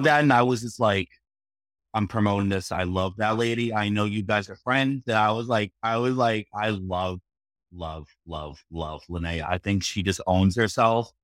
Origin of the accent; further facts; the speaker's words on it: Boston, Massachusetts, United States; I'm from Boston